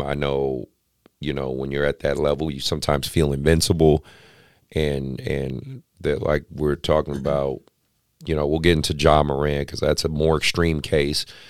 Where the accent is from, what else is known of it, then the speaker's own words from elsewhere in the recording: Oakland, California, United States; I grew up in Oakland.